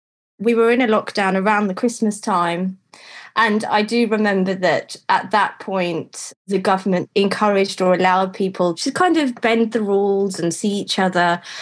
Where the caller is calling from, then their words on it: London, United Kingdom; I'm speaking from London.